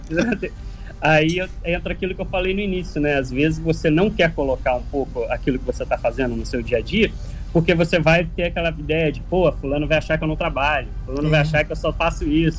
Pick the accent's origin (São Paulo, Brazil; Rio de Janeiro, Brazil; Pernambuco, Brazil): Rio de Janeiro, Brazil; Paraty; eu sou da, do bairro da Ponte Branca.